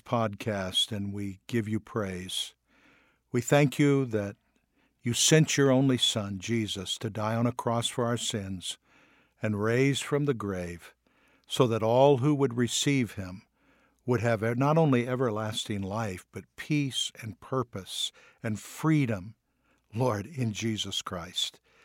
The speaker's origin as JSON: {"language": "English", "country": "United States", "said": "we're from the United States"}